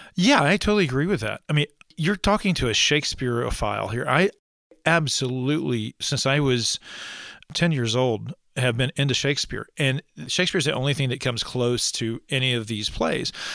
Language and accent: English; East Alabama, United States; I am from East Alabama